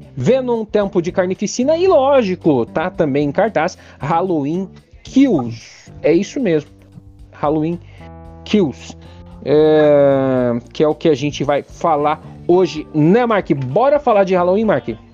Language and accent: Portuguese; Curitiba, Paraná, Brazil; eu sou de Curitiba